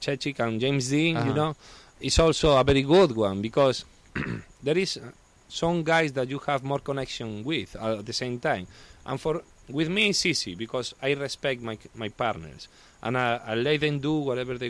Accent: Spain; English is a second language; moved away as an adult; also born or lived in Italy; now in United States

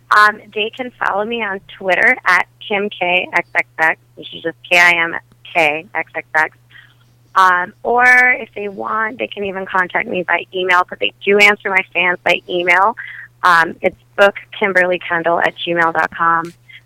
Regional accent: Wisconsin, United States; accent: Wisconsin; I know you like my Wisconsin accent.

